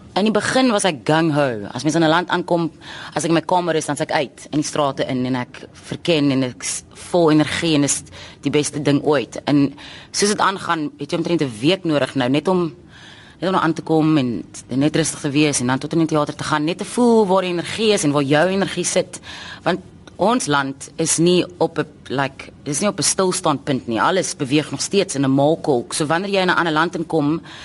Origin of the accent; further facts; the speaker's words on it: South Africa; ons dink as Suid-Afrikaners